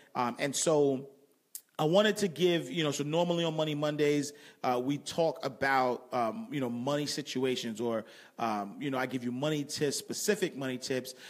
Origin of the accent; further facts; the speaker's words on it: New York City, New York, United States; I grew up in Harlem.